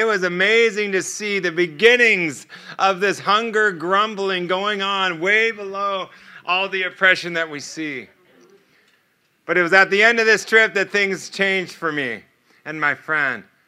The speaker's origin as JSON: {"language": "English", "country": "United States"}